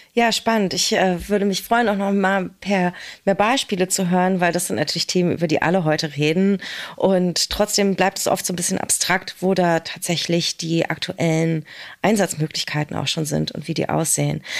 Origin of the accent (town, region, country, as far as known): Berlin, Germany; born or raised there